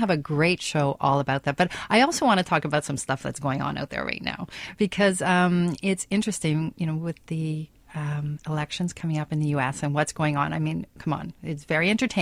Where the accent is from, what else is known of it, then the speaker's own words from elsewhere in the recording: Canada; we're Canadian